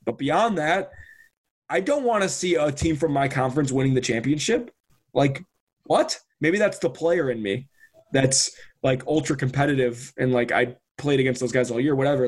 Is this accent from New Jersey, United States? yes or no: no; Chicago, Illinois, United States; we're from Chicago. Like I grew up going to Northwestern games